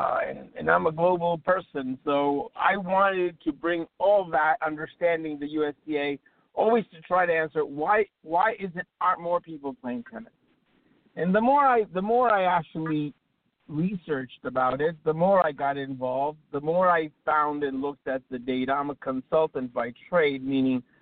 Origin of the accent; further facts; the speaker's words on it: Bolivia; now in United States; I'm originally from Bolivia, which is one of the poorest countries in the universe